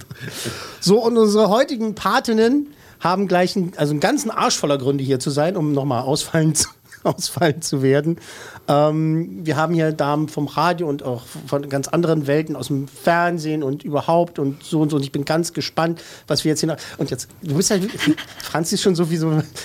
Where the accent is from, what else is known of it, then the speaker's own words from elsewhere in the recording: Berlin, Germany; ich bin im Lieb Süden, im Süden bzw. Westen und so geboren und mhm. aufgewachsen